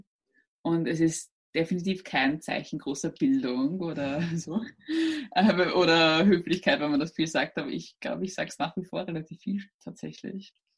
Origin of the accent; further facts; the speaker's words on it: Burgenland, Austria; Ich bin äh, aus Österreich und zwar aus dem Burgenland